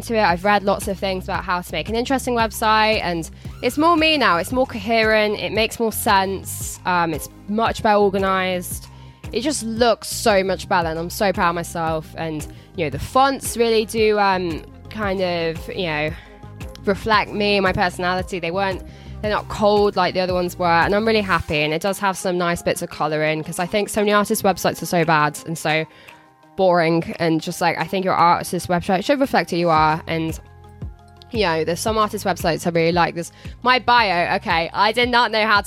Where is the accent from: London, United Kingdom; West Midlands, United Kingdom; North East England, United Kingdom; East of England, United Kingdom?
West Midlands, United Kingdom; Telford; I'm from Telford.